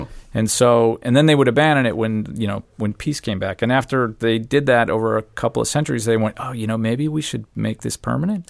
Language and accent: English; Phoenix, Arizona, United States; I grew up in Phoenix.